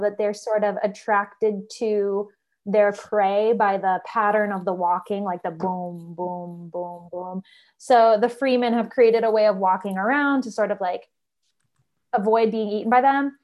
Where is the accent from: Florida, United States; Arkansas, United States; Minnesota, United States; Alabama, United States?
Minnesota, United States; We're both from Minnesota